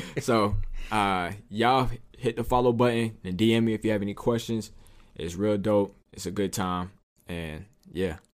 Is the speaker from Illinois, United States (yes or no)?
no; Southern California, United States; I'm from Southern California